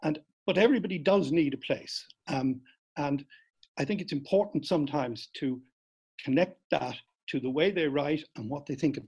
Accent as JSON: {"language": "English", "country": "Ireland", "said": "I'm Irish because I believe I'm Irish."}